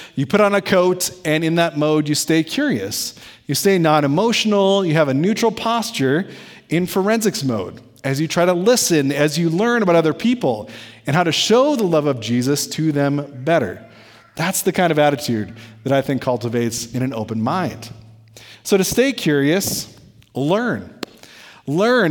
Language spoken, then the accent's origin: English; United States; we, as American Methodists